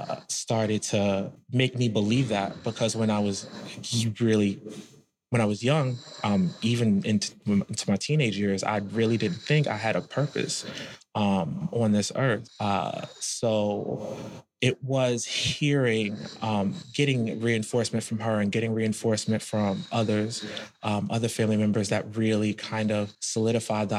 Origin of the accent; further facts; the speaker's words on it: Camden, New Jersey, United States; I was born in Camden, New Jersey